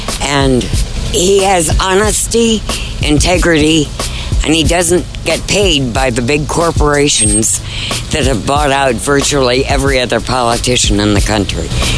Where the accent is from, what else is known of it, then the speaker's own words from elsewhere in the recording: Burke, Virginia, United States; Burke, Virginia.